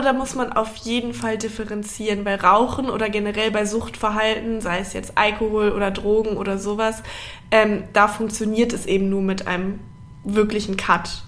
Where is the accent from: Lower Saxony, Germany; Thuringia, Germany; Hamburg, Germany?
Hamburg, Germany; moved away as an adult; also born or lived in Bavaria; now in Berlin, Germany; wir kommen beide aus Hamburg